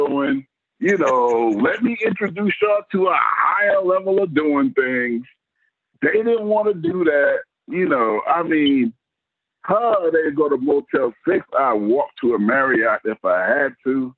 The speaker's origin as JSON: {"language": "English", "town": "New York City", "region": "New York", "country": "United States", "said": "I'm from Brooklyn, the hood, right?"}